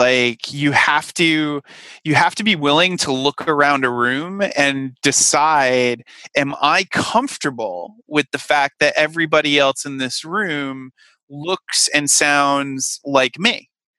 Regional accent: Rhode Island, United States; I certainly had, you know, a number of jokes made about, you know, the fact that I was coming from Rhode Island and, you know, I was lucky enough to not have the Peter Griffin accent that, some of my colleagues from Rhode Island, had

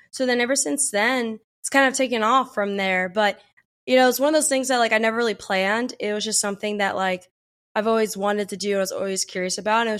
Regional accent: New Jersey, United States; also born or lived in Pennsylvania; So, I was born outside of Philadelphia and um, during that time, my mom, my brother, and I, we moved around a lot eventually landed in New Jersey, where I was raised for my most of my childhood.

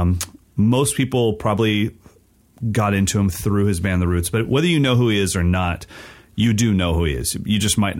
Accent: West Coast, United States; I'm a West Coast kid that's not growing up in Philly

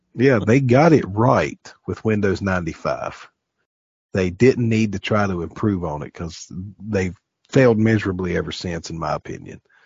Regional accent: the South, United States; we're from the South around here

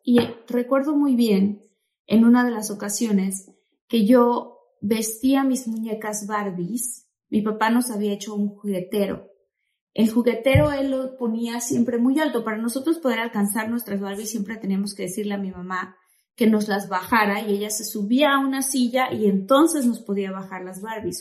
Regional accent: Tabasco, Mexico; nosotros que crecimos en Tabasco, mis papás y mis hermanos y yo

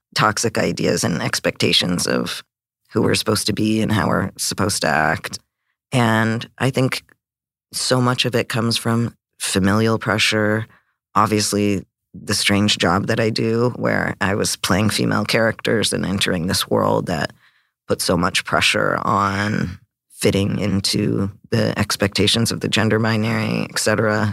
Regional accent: Canada; growing up in Canada

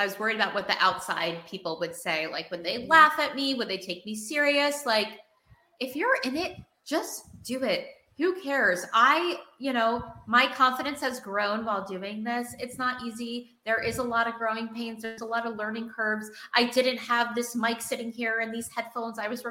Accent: New York, United States; I'm a New Yorker

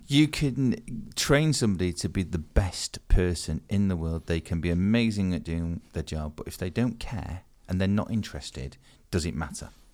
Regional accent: Manchester, North West England, United Kingdom; I grew up in Manchester, so for me personally, I remember those textile mills

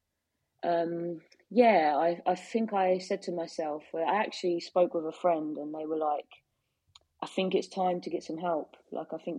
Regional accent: Biggleswade, East of England, United Kingdom; I'm from Biggleswade.

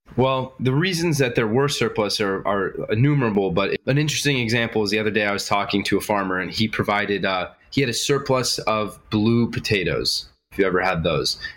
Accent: Los Angeles, California, United States; the bubble that we grew up in in Los Angeles

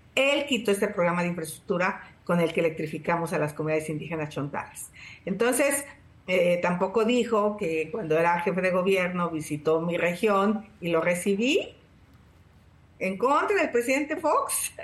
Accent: Tepatepec, Hidalgo, Mexico; Desde los 14 años, 12 años empecé a luchar contra el cacique de mi pueblo, Felipe Contreras, en Tepatepec

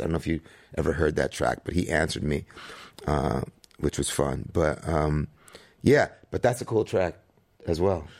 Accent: New York City, New York, United States; growing up in New York City with my mom in the seventies

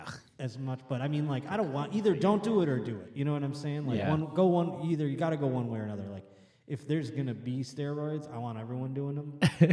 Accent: Buffalo, New York, United States; moved away; I grew up in Buffalo, so there is like a minor league team

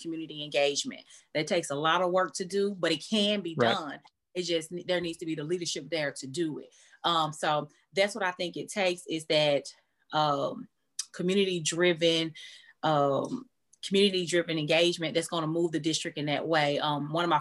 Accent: Chattanooga, Tennessee, United States; I was born and raised in Chattanooga, Tennessee

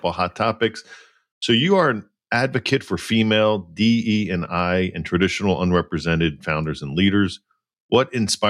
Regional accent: outside of Philadelphia, Pennsylvania, United States; moved away as an adult; also born or lived in New York / New Jersey; I grew up outside of Philly, and, you know, there wasn't a lot of diversity in my high school.

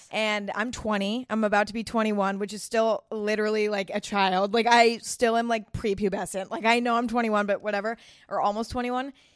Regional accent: San Bruno, California, United States; I grew up in San Bruno, California, which is actually where YouTube headquarters is

